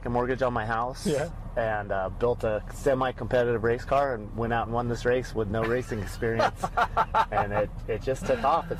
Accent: Aztec, New Mexico, United States; I grew up here in the San Juan Basin, went to school in Aztec

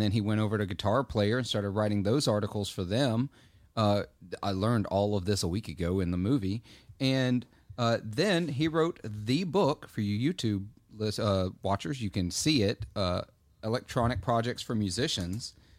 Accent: Clarksdale, Mississippi, United States; my hometown tends to randomly, Clarksdale

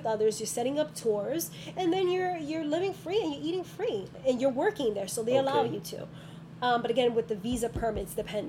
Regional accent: New York, United States; But I think it's already embedded in me as a New Yorker.

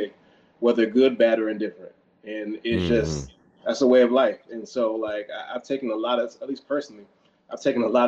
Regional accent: Temple Hills, Maryland, United States; I'm from down the street from Temple Hills

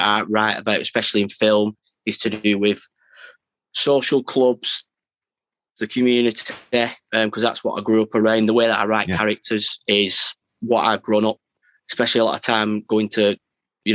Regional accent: Wigan, North West England, United Kingdom; also born or lived in Shevington; pretty much Wigan town centre. So yeah, and then Scholes, Welly kind of area. So, you know, not wealthy areas, you know, grown up a lot on council

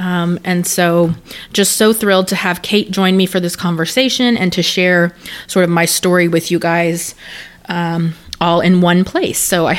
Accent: Texas, United States; But I was raised here in Texas in a family that is, we were Church of Christ

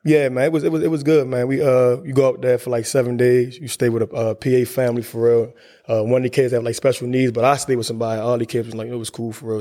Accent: Baltimore, Maryland, United States; growing up in Baltimore is tough

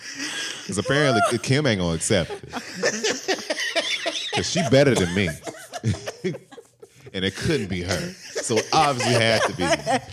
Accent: the South, United States; Growing up in the South, you just learned a different type of shade, man.

